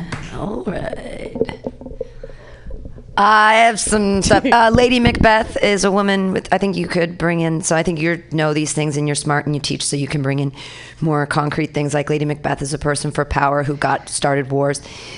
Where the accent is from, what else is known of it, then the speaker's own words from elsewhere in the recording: Missouri, United States; like, I'm from Missouri, so kids before an orgasm, that makes sense too.